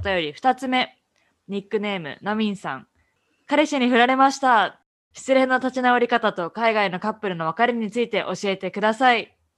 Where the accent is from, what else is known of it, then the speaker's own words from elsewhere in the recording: Japan; moved away as an adult; also born or lived in Canada / United States; now in Boston, United States; 純ジャパ